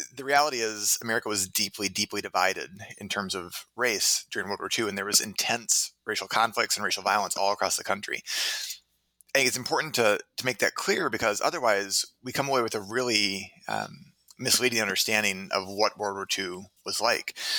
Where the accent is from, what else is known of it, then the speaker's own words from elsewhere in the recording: Minneapolis, Minnesota, United States; also born or lived in Cambridge, Massachusetts / Providence, Rhode Island / Claremont, California / Tempe, Arizona; now in Hanover, United States; I'm originally from Minneapolis, Minnesota